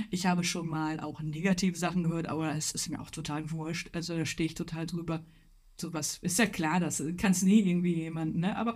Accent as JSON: {"language": "German", "region": "North Rhine-Westphalia", "country": "Germany", "said": "ich komme aus dem Ruhrpott, Weltkulturerbe, Zeche Zollverein"}